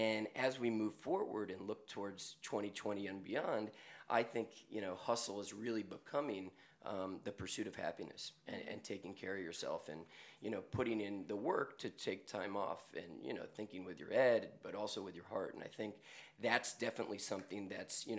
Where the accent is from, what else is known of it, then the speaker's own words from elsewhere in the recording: New York, United States; I'm born and raised in New York, as is my brother, and growing up in the city